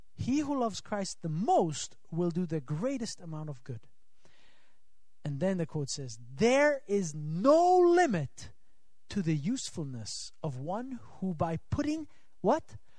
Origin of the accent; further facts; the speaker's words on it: Switzerland; moved away; I'm from Switzerland